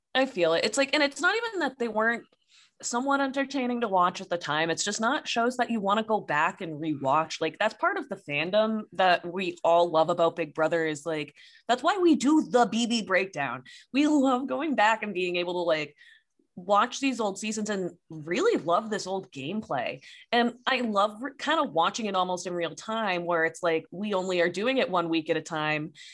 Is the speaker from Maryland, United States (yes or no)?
no; Boston, Massachusetts, United States; we're from the Boston area